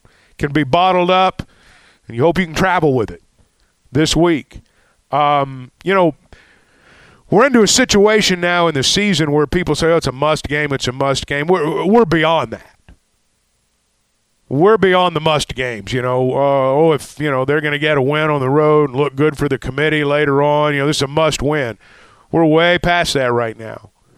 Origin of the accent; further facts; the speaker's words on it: Arkansas, United States; a lot of us who grew up in Arkansas